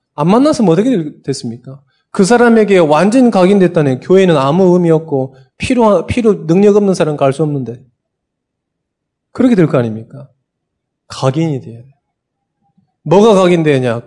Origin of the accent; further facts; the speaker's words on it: Sinan, South Jeolla, South Korea; also born or lived in Bucheon, South Korea; now in Seoul, South Korea; 저도 어렸을 때 유배 갔잖아요. 전라남도 신안군 도초면 이곡 상리.